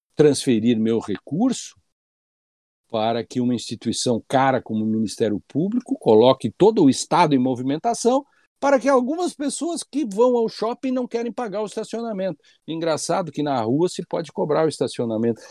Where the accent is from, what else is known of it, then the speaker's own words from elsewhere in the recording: Rio Grande do Sul, Brazil; Rio Grande do Sul, né, minha terra